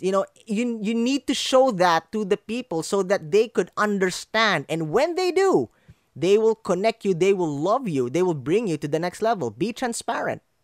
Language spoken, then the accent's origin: English; Philippines; English is a second language; my fellow Filipinos